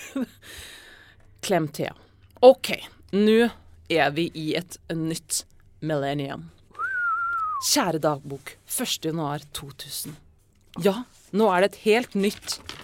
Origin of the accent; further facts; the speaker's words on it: Verdal, Trøndelag, Norway; jeg vokste opp på Verdalen i 90-tallet.